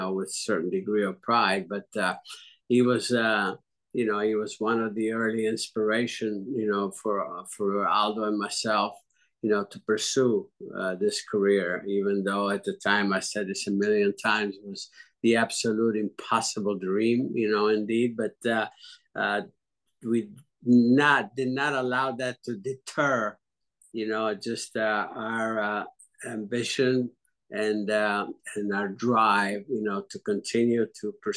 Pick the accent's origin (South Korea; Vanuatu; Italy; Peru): Italy; now in United States; I was born and raised in Italy. And again, you know, I am Italian, Italian expatriate into the U.S.